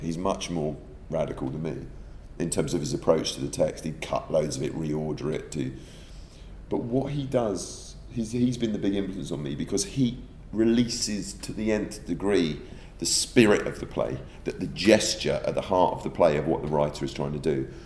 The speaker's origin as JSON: {"language": "English", "country": "United Kingdom", "said": "I'm a, an indirect product of, as those millions of other British people of Irish descent."}